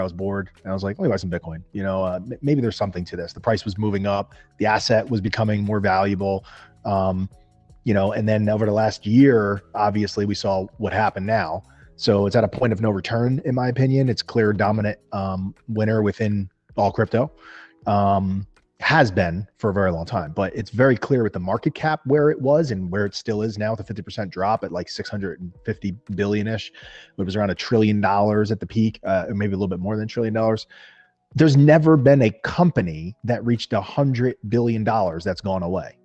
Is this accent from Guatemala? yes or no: no; New Jersey, United States; I am from New, New Jersey in the United States of America.